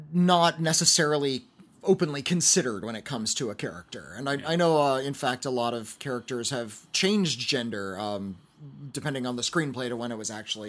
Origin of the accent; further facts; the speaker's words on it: White Rock, British Columbia, Canada; I'm from White Rock, British Columbia, Canada.